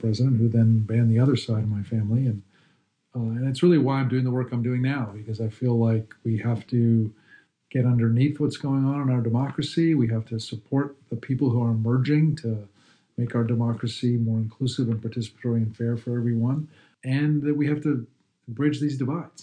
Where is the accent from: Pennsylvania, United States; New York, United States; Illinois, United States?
Pennsylvania, United States; Pittsburgh; I was born in Pittsburgh, but spent the first couple years of my life living in Katanning, where my grandparents lived